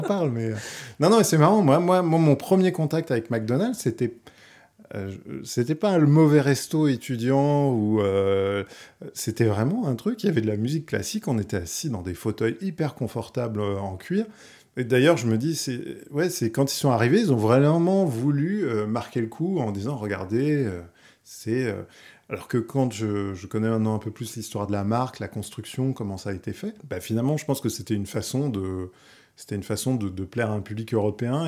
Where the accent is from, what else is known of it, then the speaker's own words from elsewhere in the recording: Paris, Île-de-France, France; also born or lived in Val-d'Oise; je suis né à Paris, j'ai vécu une partie à Paris, et ensuite euh, mes parents sont, partis un peu s'éloigner dans le Val d'Oise